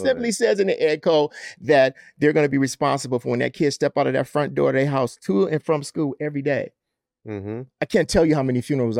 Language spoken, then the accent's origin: English; Compton, California, United States; because I'm from Compton. I know about police brutality.